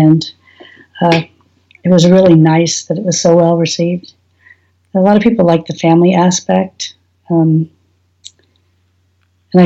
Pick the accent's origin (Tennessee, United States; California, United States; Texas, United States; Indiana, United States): California, United States; San Francisco Bay Area, Northern; now in Oklahoma City, United States; grew up in California